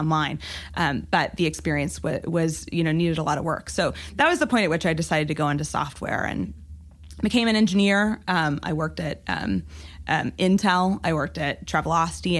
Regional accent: Amarillo, Texas, United States; moved away; also born or lived in Oregon; I grew up in Amarillo, Texas, which is in the Panhandle

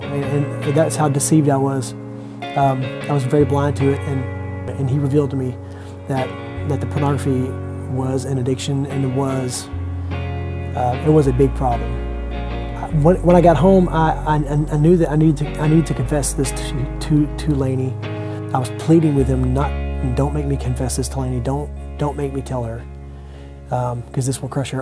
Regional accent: Longview, United States; I'm from Longview.

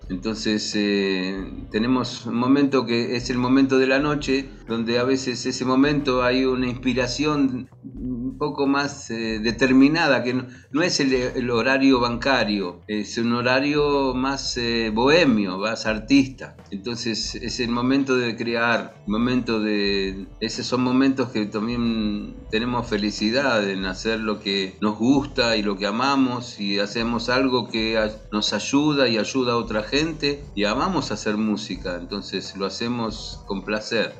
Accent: Argentina; los argentinos en Israel

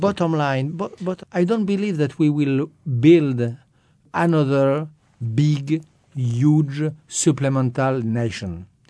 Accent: France; I'm more American than French.

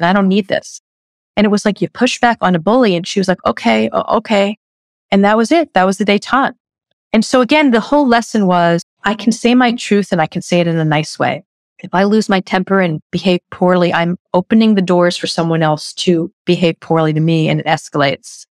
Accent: New York City, New York, United States; I'm a New Yorker.

